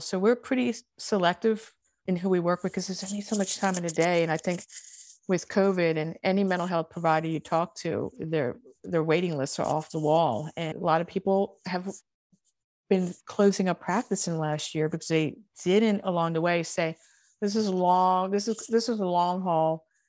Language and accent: English; Baltimore, Maryland, United States; accent: Baltimore; my Baltimore accent